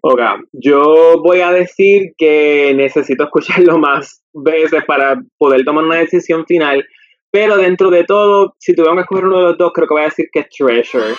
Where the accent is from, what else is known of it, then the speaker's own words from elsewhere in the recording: Puerto Rico; nosotros aquí en Puerto Rico pues quizá no lo sentimos porque estamos en nuestro país de origen